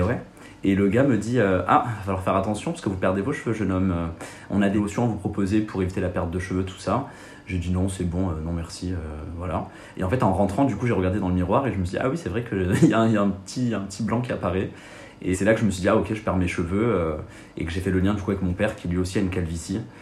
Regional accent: Marseille, Provence-Alpes-Côte d'Azur, France; moved away as an adult; now in Paris, France; je viens de Marseille

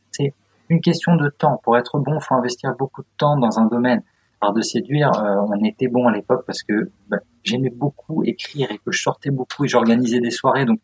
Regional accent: Strasbourg, Grand Est, France; born there; also born or lived in Auxerre / Agen / Guéret / Bordeaux; now in Paris, France; moi je suis provincial, hein. je suis pas parisien du tout. J'ai, je suis né à Strasbourg, ensuite j'ai bougé partout, euh, Auxerre, Agen, euh, non même pas, Guéret, Agen, Auxerre, le bassin d'Arcachon, Bordeaux, Grenoble, enfin beaucoup bougé avant d'arriver à Paris

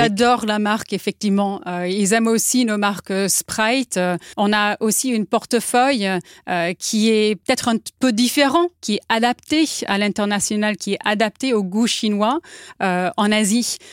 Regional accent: United States; French is a second language; now in France; Je suis américaine, oui, je suis américaine

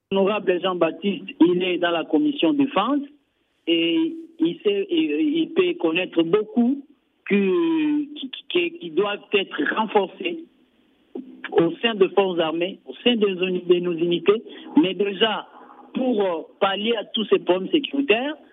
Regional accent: Ituri, DR Congo; ici, chez nous, en Ituri

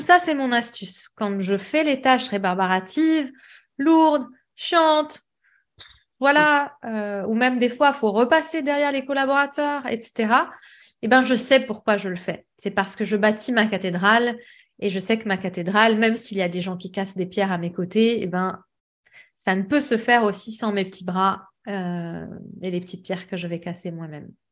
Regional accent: Lebanon; moved away as an adult; now in Paris, France; je suis libanaise, donc j'ai fait mes études au Liban

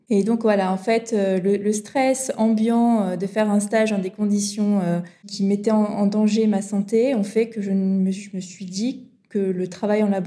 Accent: Montpellier, Occitania, France; j'ai grandi dans le sud de la France, à côté de Montpellier.

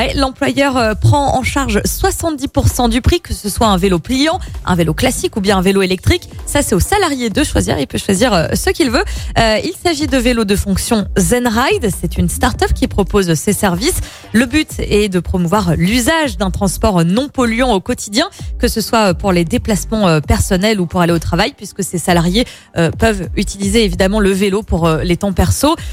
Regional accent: France; chez nous en France

